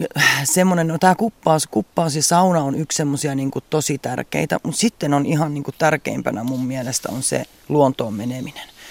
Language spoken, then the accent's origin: Finnish; Central Finland, Finland; mä olen keskisuomalainen, keskisuomalainen, mutta sitten mulla on myös ne Karjalan juuret